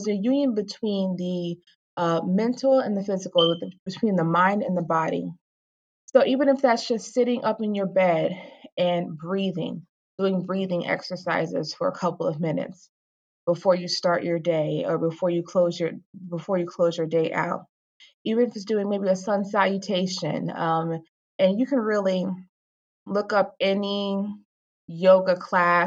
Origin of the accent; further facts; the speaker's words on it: Virginia Beach, Virginia, United States; moved away as an adult; now in Rockland County, United States; I'm originally from Virginia Beach. I've lived in Rockland County, moved here with my husband in 2016